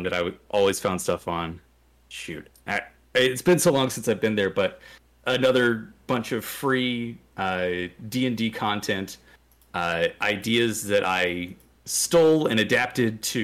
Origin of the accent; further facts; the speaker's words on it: Louisville, Kentucky, United States; my hometown of Louisville, Kentucky